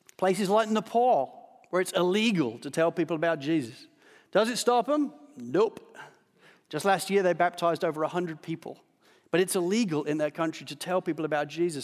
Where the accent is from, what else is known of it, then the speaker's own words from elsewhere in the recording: Australia; as an Australian